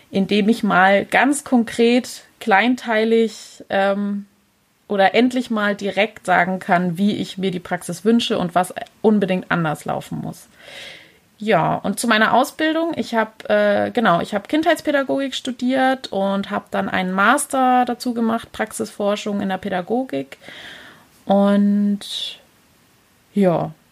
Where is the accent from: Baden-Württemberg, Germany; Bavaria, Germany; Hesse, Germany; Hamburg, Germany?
Baden-Württemberg, Germany; Pforzheim; aber genau, ich komme aus der Pforzheimer Gegend.